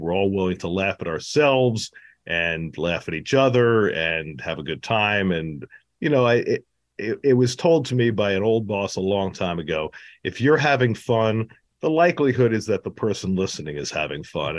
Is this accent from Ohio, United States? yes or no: no; New York, United States; growing up in New York in the sixties and seventies